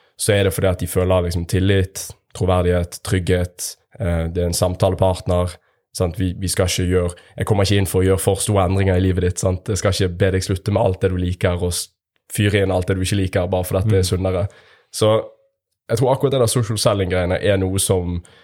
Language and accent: Norwegian; Bergen, Vestland, Norway; accent: Bergen dialect; now in Stavanger, Norway; med bergensdialekt